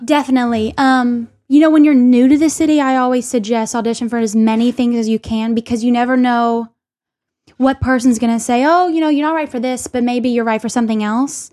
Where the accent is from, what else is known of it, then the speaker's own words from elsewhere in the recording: Little Rock, Arkansas, United States; now in New York City, United States; I'm from Little Rock